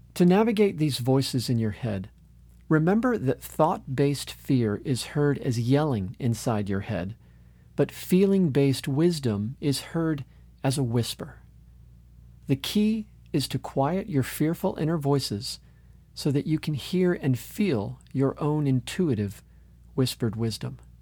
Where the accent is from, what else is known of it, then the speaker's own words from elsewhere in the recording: Orlando, Florida, United States; my hometown of Orlando, Florida